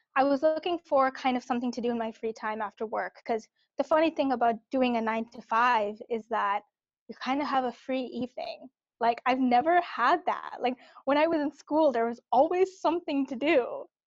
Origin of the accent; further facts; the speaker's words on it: Cupertino, California, United States; I grew up in the Bay Area. So I grew up in Cupertino